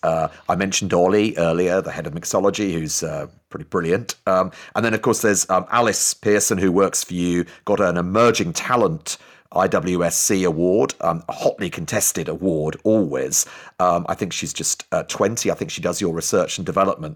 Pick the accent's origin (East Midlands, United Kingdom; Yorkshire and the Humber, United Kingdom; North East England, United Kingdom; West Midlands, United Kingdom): North East England, United Kingdom; Newcastle upon Tyne; I'm actually a Geordie